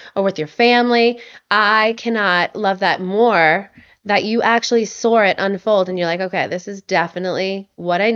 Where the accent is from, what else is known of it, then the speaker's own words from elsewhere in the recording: Long Island, New York, United States; I'm from New York, you know, so like on Long Island